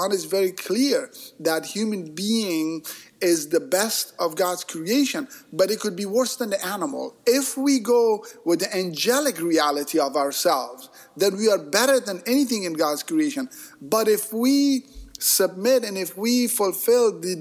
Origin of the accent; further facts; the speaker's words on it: Bay Area, California, United States; I grew up in the Bay Area here